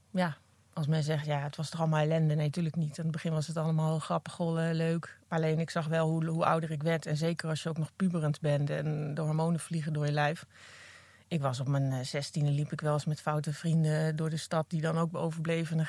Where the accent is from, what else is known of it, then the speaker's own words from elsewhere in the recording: Apeldoorn, Gelderland, Netherlands; Apeldoorn. Ah, ja. ja. Daar ben ik geboren en eh, mijn moeder op dit moment woont nog steeds in het huis waar ik geboren ben.